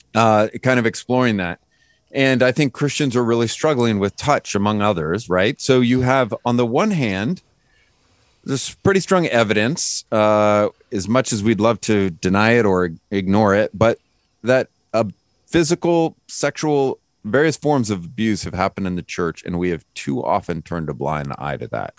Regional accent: Lodi, California, United States; moved away; I was born and raised in Lodi

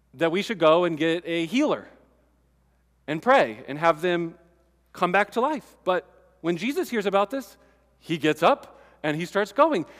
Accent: United States; I'm American

